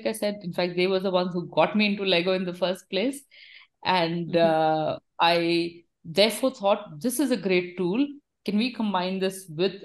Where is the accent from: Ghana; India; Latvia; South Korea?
India; Kolkata, West Bengal; moved away as an adult; also born or lived in United States / Switzerland / France; now in Bangalore, India; I am born and brought up in India, in Calcutta, in fact.